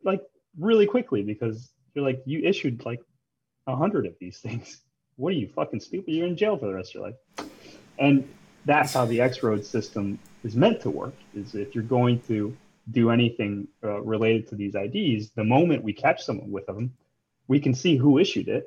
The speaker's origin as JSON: {"language": "English", "town": "Chicago", "region": "Illinois", "country": "United States", "tie": "born or raised there", "also_born_or_lived": "Ecuador / Tokyo", "moved": "as an adult", "said": "I was born and raised in Chicago"}